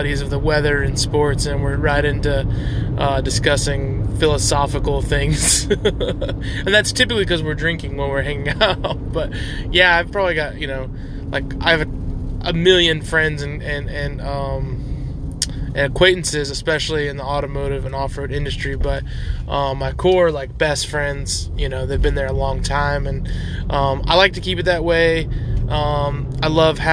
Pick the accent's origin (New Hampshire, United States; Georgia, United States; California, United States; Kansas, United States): Georgia, United States; Buford; We're in Buford, Georgia, my hometown, the town I was born and raised in and lived 28 of my 30 years.